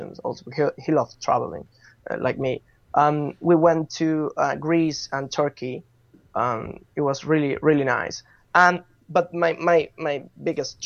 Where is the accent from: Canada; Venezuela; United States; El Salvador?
Venezuela; Caracas, Capital District; moved away as an adult; also born or lived in Madrid, Spain; now in London, United Kingdom; I'm from Venezuela, Caracas, Chuao. I moved to Spain when I was 18 years old